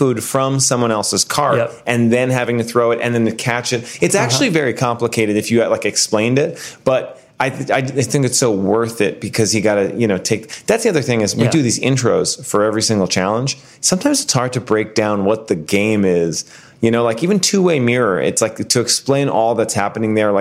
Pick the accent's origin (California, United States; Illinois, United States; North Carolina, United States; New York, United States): New York, United States; New York City; growing up in New York City